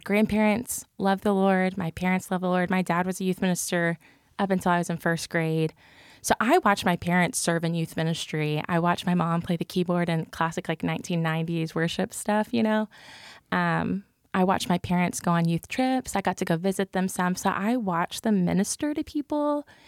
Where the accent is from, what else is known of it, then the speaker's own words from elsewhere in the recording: Cleburne, Texas, United States; accent: country; I grew up in Cleburne, Texas